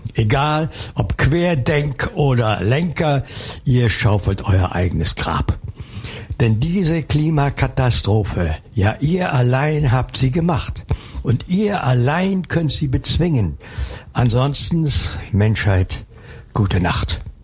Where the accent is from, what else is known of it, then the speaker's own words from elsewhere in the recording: Dippoldiswalde, Saxony, Germany; moved away; also born or lived in Cologne; ich komme aus dem Erzgebirge, aus Dippoldiswalde.